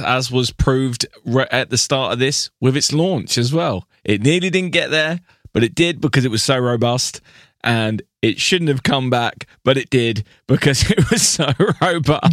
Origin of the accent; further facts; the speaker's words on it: United Kingdom; I am your British friend